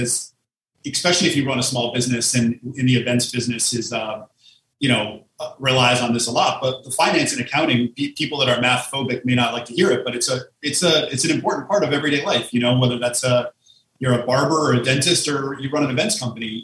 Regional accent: Connecticut, United States; now in Manhattan, United States; we grew up in Connecticut

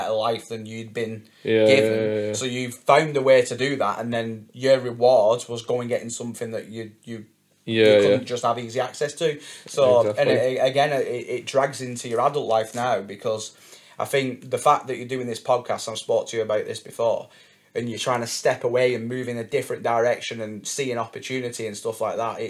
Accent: Wigan, North West England, United Kingdom; my hometown of Wigan

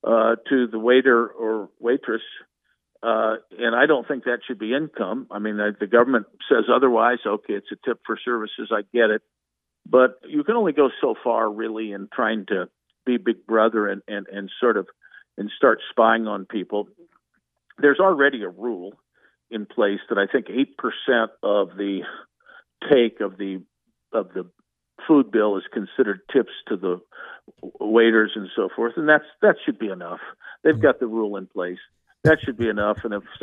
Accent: Indiana, United States; I come from Indiana.

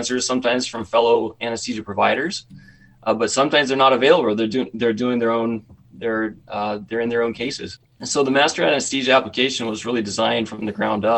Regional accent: Southeast Idaho, United States; I grew up in Southeast Idaho.

